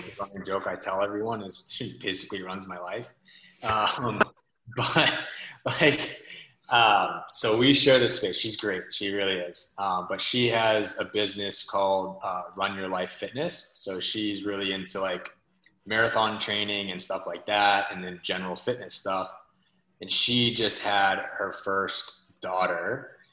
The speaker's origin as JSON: {"language": "English", "region": "Southern California", "country": "United States", "tie": "born or raised there", "also_born_or_lived": "Biddeford, Maine", "moved": "yes", "lives_now": "Maine, United States", "said": "I was originally born and raised in Southern California"}